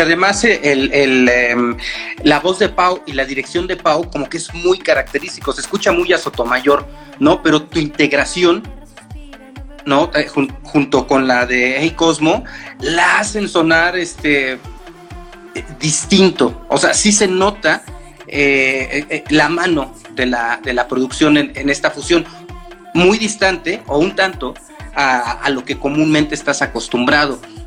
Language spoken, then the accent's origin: Spanish; Mexico; como mexicanos, estamos acostumbrados a consumir esa cumbia